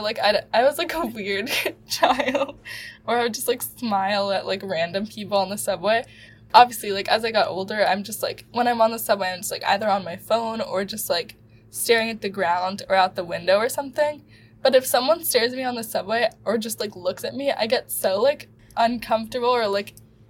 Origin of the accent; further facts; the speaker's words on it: New York, United States; Growing up in New York